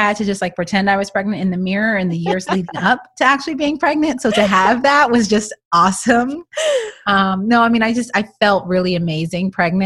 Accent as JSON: {"language": "English", "region": "Texas", "country": "United States", "also_born_or_lived": "Toronto", "moved": "yes", "lives_now": "Los Angeles, United States", "said": "I am from Texas"}